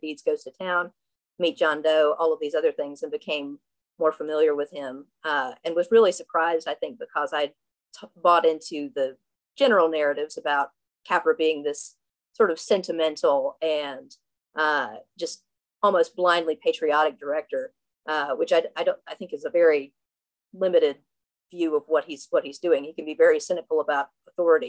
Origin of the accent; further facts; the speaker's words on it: Southwest Virginia, United States; now in Brooklyn, United States; I'm from Southwest Virginia